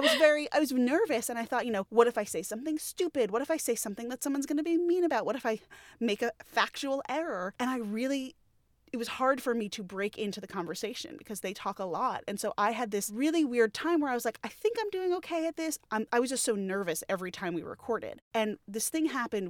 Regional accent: Great Neck, New York, United States; I was born on Long Island, uh, in the town of Great Neck, which is a very, very heavily Jewish suburb of Long Island, of outside New York City, and, you know, I was raised

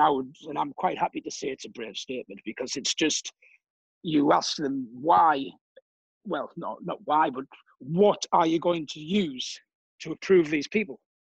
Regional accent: Durham, North East England, United Kingdom; moved away as an adult; now in Cannes, France; originally I'm from England, north of England, a place called Durham.

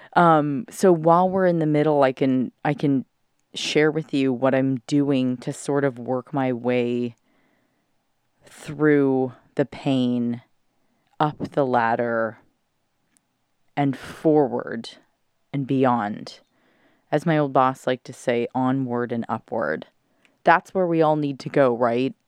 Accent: California, United States; moved away; I'm back in my hometown of California

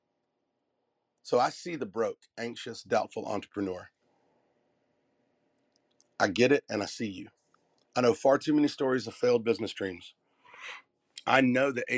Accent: the South, United States; I'm from the South.

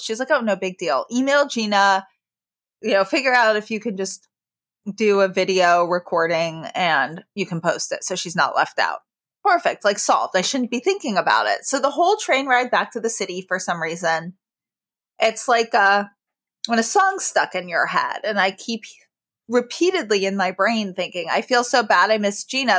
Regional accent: New York, United States; I grew up in New York

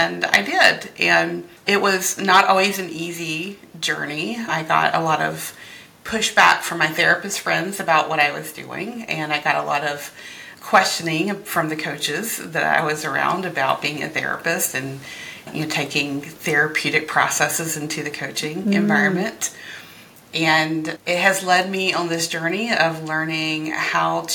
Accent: North Carolina, United States; also born or lived in Philadelphia, Pennsylvania; now in Lancaster County, Pennsylvania, United States; I came to Lancaster through Philly and to Philly from North Carolina. So okay. I grew up where Dawson's Creek, One Tree Hill, like any of those shows

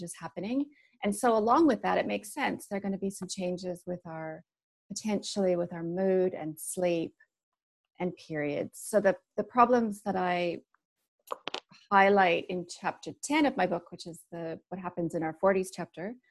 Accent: Canada; moved away as an adult; also born or lived in Sydney, Australia; now in New Zealand; I'm from Canada

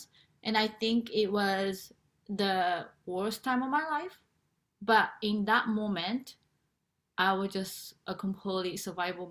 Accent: Japan; moved away; I am originally from Japan

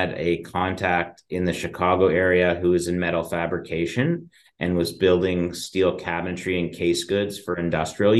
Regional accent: just outside of Toronto, Ontario, Canada; I was born and raised just outside of Toronto, just in the suburbs

